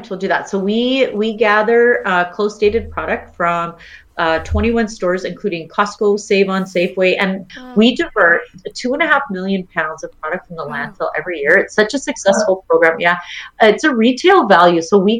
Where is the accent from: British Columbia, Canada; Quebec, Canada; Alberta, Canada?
Alberta, Canada; Edmonton; I'm a country girl at heart. I was born and raised in Edmonton.